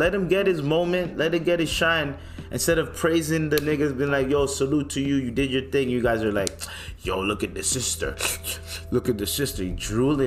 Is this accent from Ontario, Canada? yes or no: yes; Toronto, Ontario, Canada; I'm from Toronto, that's my home team